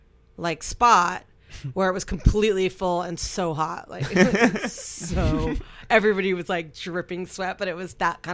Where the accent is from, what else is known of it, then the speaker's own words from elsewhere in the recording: Miami, Florida, United States; moved away as an adult; also born or lived in Fort Lauderdale, Florida / Orlando, Florida; now in New York, United States; growing up in Miami and listening to the radio